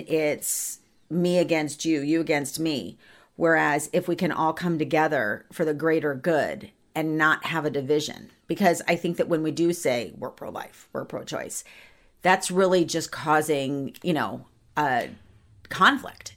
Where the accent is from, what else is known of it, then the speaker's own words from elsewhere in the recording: Ohio, United States; I was born in Ohio